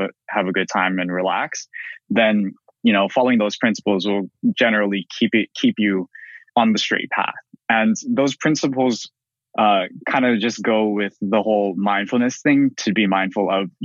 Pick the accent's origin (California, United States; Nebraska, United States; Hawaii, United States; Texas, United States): Hawaii, United States; we're both from Hawaii